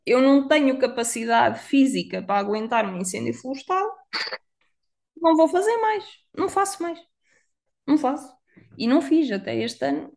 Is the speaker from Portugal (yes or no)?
yes; Viseu, Centro, Portugal; moved away; Eu sou de Viseu, a cidade das rotundas.